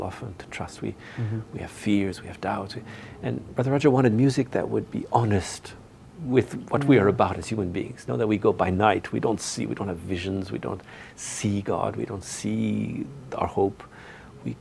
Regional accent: Northern Ontario, Canada; moved away as an adult; now in Taizé, France; I'm from Northern Ontario

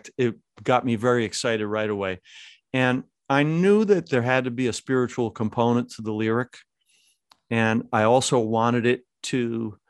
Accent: Lackawanna, New York, United States; I was born in Our Lady of Victory Foundling Home, not too far from, I suspect, where you live, in Lackawanna, New York.

